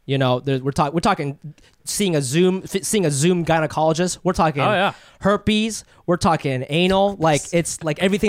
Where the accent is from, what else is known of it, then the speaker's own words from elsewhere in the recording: Ohio, United States; I grew up in Ohio, didn't have a lot of Asian friends for a very long time